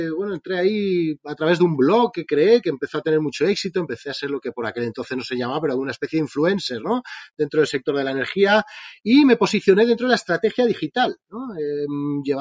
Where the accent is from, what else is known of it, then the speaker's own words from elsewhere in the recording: Spain; como bien dices, vengo de España, os, escucho mucho, siempre invitas a emprendedores de ahí de Latinoamérica